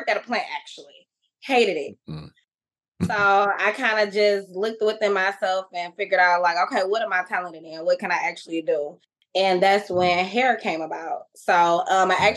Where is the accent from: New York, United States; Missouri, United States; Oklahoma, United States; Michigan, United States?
Michigan, United States; Detroit; I'm from Detroit, but I ended up at Inkster High School